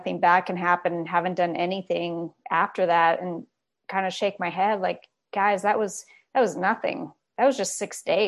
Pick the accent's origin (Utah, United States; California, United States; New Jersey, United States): California, United States; I grew up in California, basically from a young kid